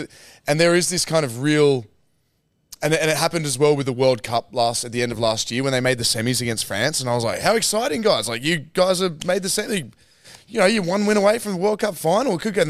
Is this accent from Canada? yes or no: no; England, United Kingdom; Being English. You just don't get